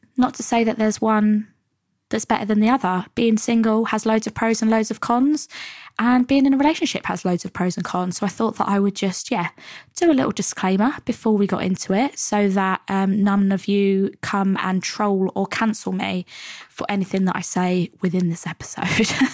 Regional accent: Stevenage, East of England, United Kingdom; moved away as an adult; also born or lived in London; when I used to live in my hometown, Hertfordshire, Stevenage

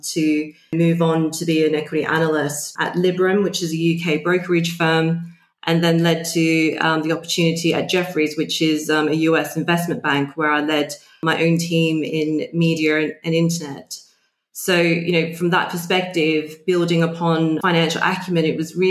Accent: Sydney, New South Wales, Australia; moved away as an adult; now in London, United Kingdom; I was born and bred in Sydney

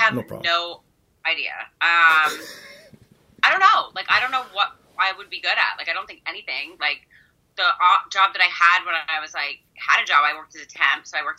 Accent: Peterborough, Ontario, Canada; also born or lived in Vancouver; now in Toronto, Canada; Well, I was born and raised in Peterborough, but I've been in Toronto for, like, longer than I haven't been in Toronto, so I consider Toronto home.

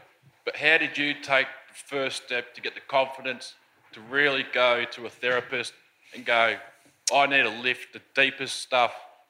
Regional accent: Australia; I'm Australian, if you can't tell

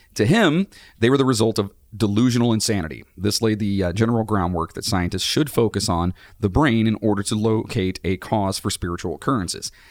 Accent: Cleveland, Ohio, United States; We're from Cleveland

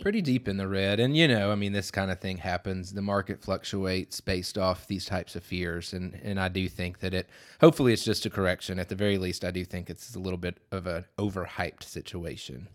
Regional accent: the South, United States; I talk slower just by being a Southerner

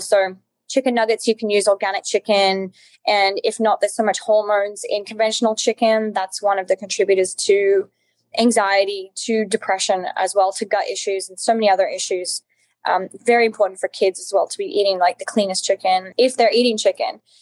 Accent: Alice Springs, Northern Territory, Australia; I, am Australian. I grew up in Australia. I grew up in Outback Australia, actually, in Alice Springs, which is right in the center of Australia.

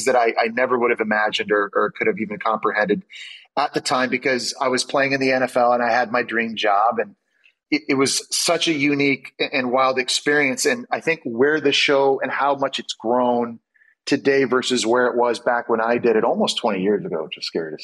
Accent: Canada; moved away as an adult; also born or lived in Ottawa / Montreal / New York City; growing up in Canada

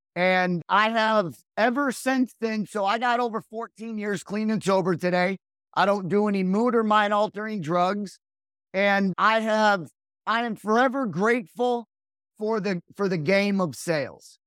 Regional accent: Rockford, Illinois, United States; now in Raleigh, United States; I was born and raised right outside of Chicago, Illinois

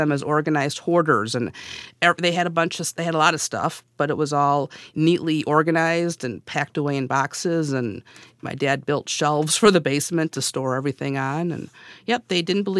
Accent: Janesville, Wisconsin, United States; I am from Janesville, Wisconsin.

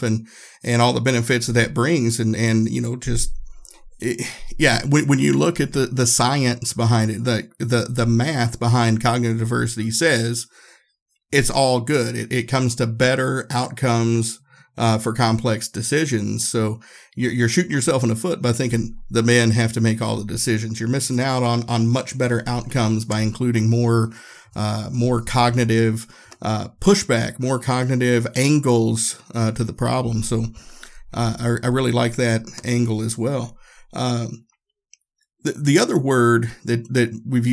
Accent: Erwin, Tennessee, United States; I grew up in Northeast Tennessee. I grew up in the Appalachian Mountains, small town, Irwin, on the Appalachian Trail

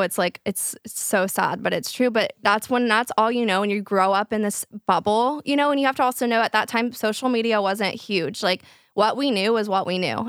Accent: Flower Mound, Texas, United States; all of my friends, we grew up in Flower Mond, which is a very, like, rich area

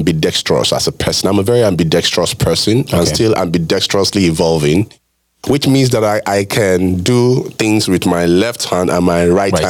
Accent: Lagos, Nigeria; You know, I grew up practically in Lagos.

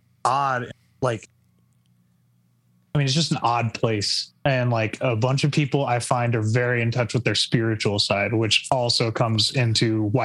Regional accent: Lubbock, Texas, United States; moved away as an adult; now in San Antonio, United States; I'm born and raised in Lubbock. The original four of us are all from there.

